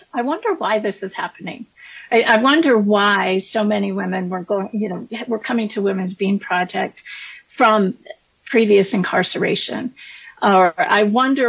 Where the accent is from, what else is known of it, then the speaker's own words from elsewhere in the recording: Colorado Springs, Colorado, United States; moved away as an adult; also born or lived in Chicago; I'm a fifth generation Coloradan, so I grew up in Colorado Springs